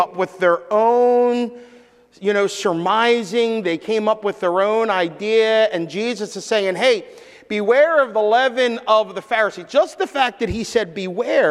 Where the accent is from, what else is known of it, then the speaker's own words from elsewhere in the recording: Philadelphia, Pennsylvania, United States; I grew up in Philadelphia, so I have a Philadelphia version of the Bible that I speak sometimes